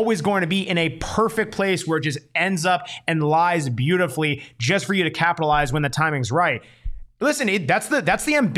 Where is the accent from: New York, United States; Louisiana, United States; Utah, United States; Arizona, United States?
Arizona, United States; Tucson; I'm from Tucson